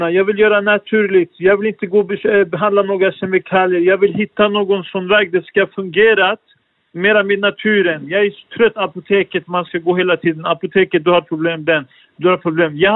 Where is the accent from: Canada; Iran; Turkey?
Turkey; now in Sweden; jag kommer från, jag är från Turkiet